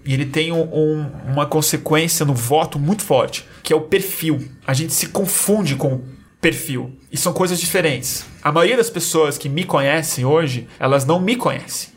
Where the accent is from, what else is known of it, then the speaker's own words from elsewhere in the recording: Brazil; A gente é brasileiro, a gente fala uma língua